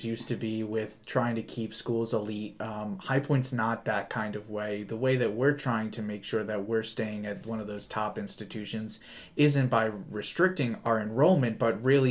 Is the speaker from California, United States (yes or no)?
no; New Jersey, United States; I'm from New Jersey.